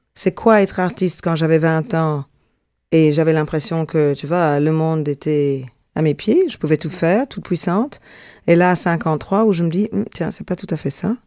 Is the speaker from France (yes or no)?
no; Brussels, Brussels-Capital Region, Belgium; moved away as an adult; also born or lived in Jamaica; now in Montreal, Canada; je suis une vraie Zinneke. Je suis une bruxelloise.